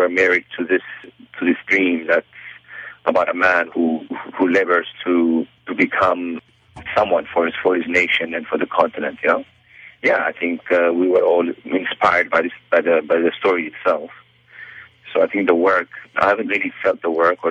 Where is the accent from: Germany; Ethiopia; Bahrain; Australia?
Ethiopia; Addis Ababa; moved away as an adult; also born or lived in Idaho, United States; now in New York City, United States; I'm originally from Ethiopia, and you know, growing up, I heard about the legendary Abebe Bikila